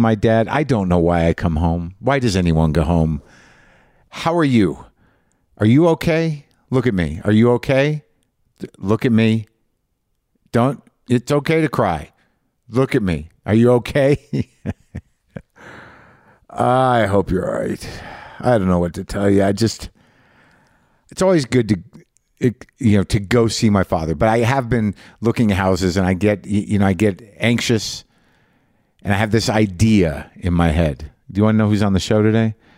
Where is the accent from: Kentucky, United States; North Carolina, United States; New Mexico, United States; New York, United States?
New Mexico, United States; Albuquerque; moved away; this hotel room in Albuquerque, New Mexico. My hometown